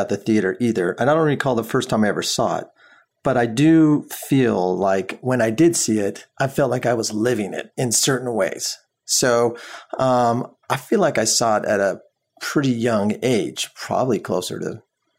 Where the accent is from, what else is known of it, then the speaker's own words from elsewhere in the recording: Southern California, United States; And growing up in Southern California